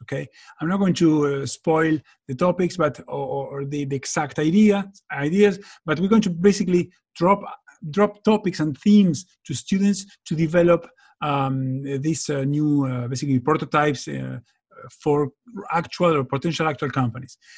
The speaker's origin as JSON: {"language": "English", "country": "Argentina", "moved": "yes", "said": "I'm from Argentina myself"}